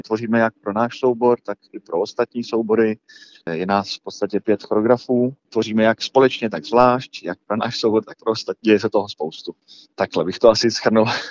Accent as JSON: {"language": "Czech", "country": "Malta", "tie": "born or raised there", "moved": "as an adult", "lives_now": "Prague, Czech Republic", "said": "já mám mámu Malťanku a tátu Čecha, vyrůstal jsem na Malci, tam jsem se i narodil byl jsem tam do 18 let"}